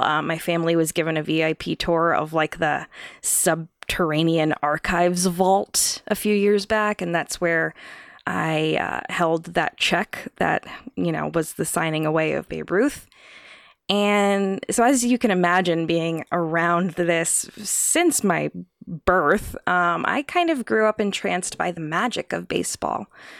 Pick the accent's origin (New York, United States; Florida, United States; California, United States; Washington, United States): New York, United States; So I was born in New York, and I grew up in the 1990s era of the Yankees' dominance